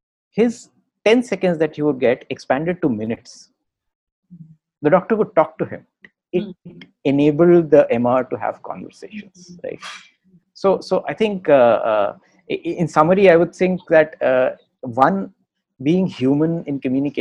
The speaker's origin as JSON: {"language": "English", "town": "Agra", "region": "Uttar Pradesh", "country": "India", "tie": "born or raised there", "said": "I remember growing up in Agra"}